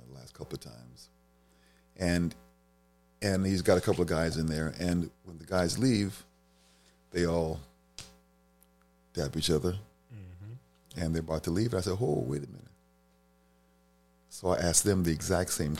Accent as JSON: {"language": "English", "town": "Washington", "region": "District of Columbia", "country": "United States", "tie": "born or raised there", "said": "I grew up in Michigan Park off of the South Dakota Avenue, right behind the first McDonald's ever in D.C."}